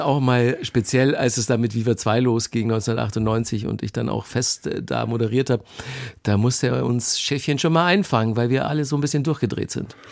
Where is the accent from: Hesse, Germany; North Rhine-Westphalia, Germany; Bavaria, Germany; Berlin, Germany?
Bavaria, Germany; moved away as an adult; also born or lived in Munich / Cologne; ich bin ja in Bayern aufgewachsen, habe zu der Zeit auch noch in München gewohnt